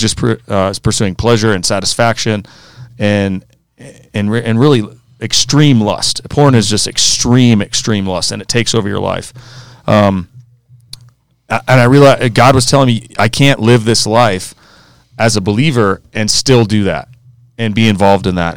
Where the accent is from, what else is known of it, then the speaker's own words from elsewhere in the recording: Aspen, Colorado, United States; also born or lived in Arizona / Clemson, South Carolina; I grew up out here in Colorado, went to Aspen High School just like these guys.